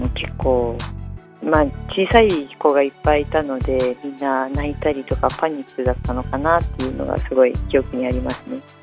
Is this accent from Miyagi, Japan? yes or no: yes; Ogawara, Miyagi, Japan; moved away as an adult; now in Tokyo, Japan; 私は大河原町出身なんですけど